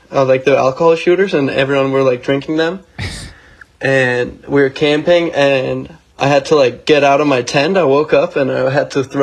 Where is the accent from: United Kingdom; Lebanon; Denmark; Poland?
Denmark; Copenhagen, Capital Region of Denmark; I grew up in Copenhagen.